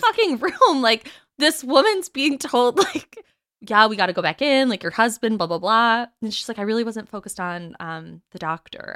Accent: United Kingdom; We're British

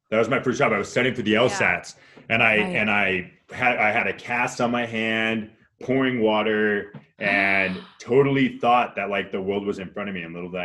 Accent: Marin County, California, United States; also born or lived in Sacramento; So I grew up in like San Francisco, right outside of like across the Golden Gate Bridge in Marin County, and then high school in Sacramento.

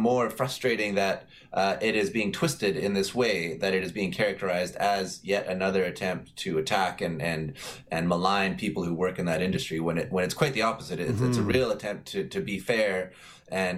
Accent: Edmonton, Alberta, Canada; I grew up in Alberta. I'm an Edmonton boy

